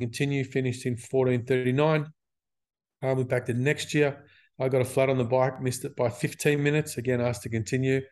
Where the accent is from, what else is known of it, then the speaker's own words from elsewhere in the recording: Sydney, New South Wales, Australia; I grew up in Mount Druitt, which is west of Sydney